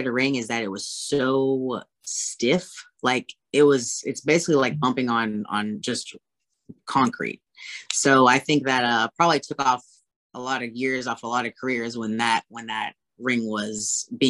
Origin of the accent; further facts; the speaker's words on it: Austin, Texas, United States; moved away; I'm from Austin, Texas